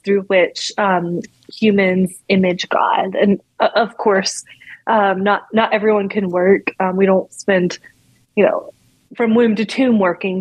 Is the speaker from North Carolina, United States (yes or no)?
yes; North Carolina, United States; now in Washington, D.C., United States; I grew up in North Carolina